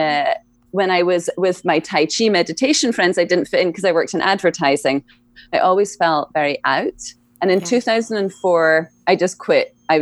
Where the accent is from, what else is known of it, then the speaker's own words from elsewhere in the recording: Scotland, United Kingdom; moved away; I grew up in Scotland